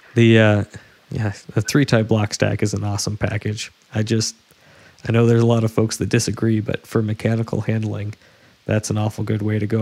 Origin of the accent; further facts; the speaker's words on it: West Coast, United States; I'm from the West Coast